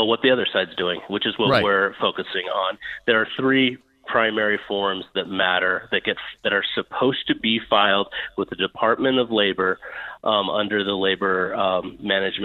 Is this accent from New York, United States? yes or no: no; Montana, United States; here in my home state of Montana